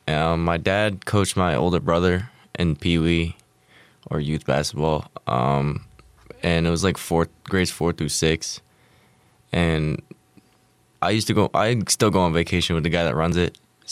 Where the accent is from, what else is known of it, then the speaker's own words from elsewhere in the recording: West Shokan, New York, United States; where I live directly in between the Albany and New York City. It's, you know, Kingston, New York. I'm like right on the outskirts of Kingston. It's called West Shokan.